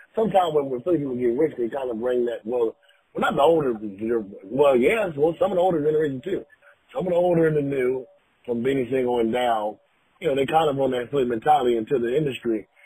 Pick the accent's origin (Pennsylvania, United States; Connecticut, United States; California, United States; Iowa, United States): Pennsylvania, United States; Philadelphia; I'm from Philly